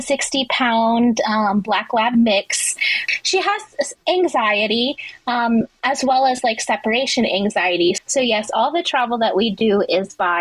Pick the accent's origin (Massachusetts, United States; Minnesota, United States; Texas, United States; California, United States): Texas, United States; Dallas; now in Houston, United States; I am from Houston, Texas, born and raised in Texas from the Dallas area